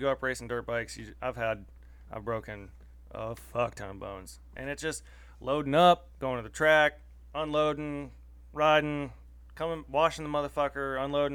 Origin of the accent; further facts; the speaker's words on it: Morgantown, West Virginia, United States; moved away as an adult; also born or lived in Arizona; I grew up in Morgantown, West Virginia